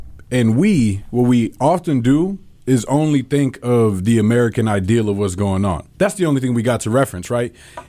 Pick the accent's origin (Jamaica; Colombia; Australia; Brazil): Colombia; now in United States; especially in my home country in Colombia.